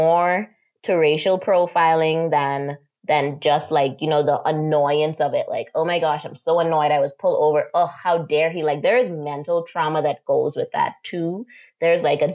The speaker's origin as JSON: {"language": "English", "region": "Exuma", "country": "Bahamas", "tie": "born or raised there", "also_born_or_lived": "Miami, United States", "said": "I grew up born and raised in the Bahamas."}